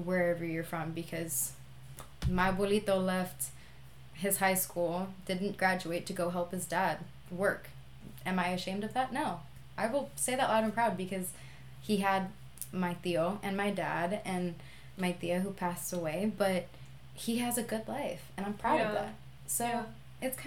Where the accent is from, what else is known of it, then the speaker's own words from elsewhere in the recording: Visalia, California, United States; moved away as an adult; I love my hometown. My hometown is Visalia. And between Fresno and Bakersfield